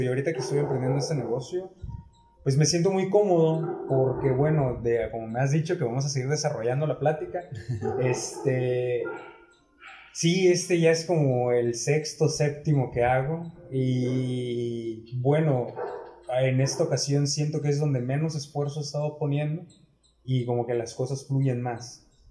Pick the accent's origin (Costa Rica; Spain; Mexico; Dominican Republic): Mexico; Ciudad del Carmen, Campeche; also born or lived in Mexico City; de la ciudad de donde somos, de Ciudad del Carmen, Campeche, México, aquí en la isla